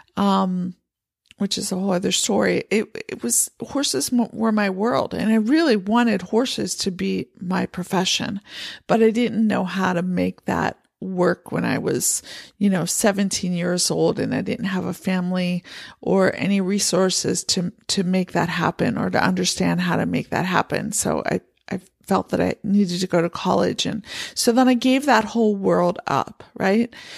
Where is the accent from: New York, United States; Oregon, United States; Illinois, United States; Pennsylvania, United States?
Pennsylvania, United States; moved away as an adult; also born or lived in San Francisco Bay Area, California; now in Montana, United States; I grew up in Pennsylvania